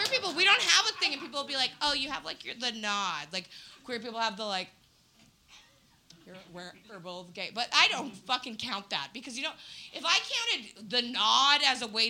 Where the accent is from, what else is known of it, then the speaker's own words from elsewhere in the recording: Winnipeg, Manitoba, Canada; moved away; I'm from Winnipeg originally